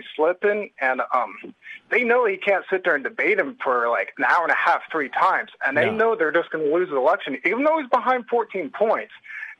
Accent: Sweet Home, Oregon, United States; I'm actually from Sweet Home, which is about 40 miles away.

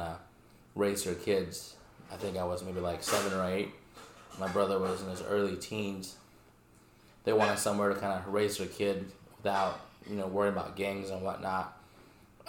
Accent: New York, United States; now in Southern Illinois, United States; I still say I'm from New York

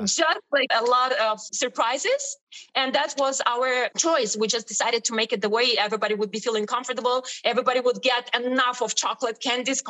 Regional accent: Ukraine; English is a second language; moved away as an adult; also born or lived in Italy / Destin, Florida; now in Miami, United States; I came from Ukraine

